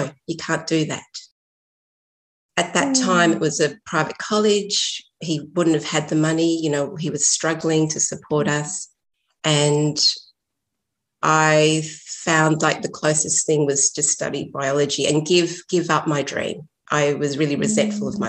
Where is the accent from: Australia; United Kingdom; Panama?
Australia; Sydney, New South Wales; also born or lived in Chile; I was born in Chile, and my family left because of the political problems and went to Australia, Sydney. So I grew up in a very isolated community